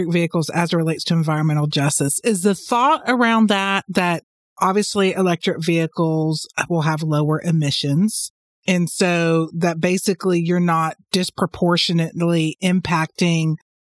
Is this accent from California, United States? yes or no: no; Florida, United States; I'm from Florida and I've spent a little bit of time in Jacksonville